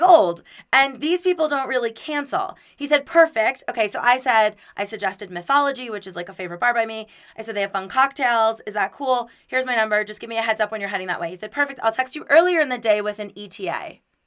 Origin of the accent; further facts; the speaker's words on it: Florida, United States; now in Denver, United States; I'm from Florida.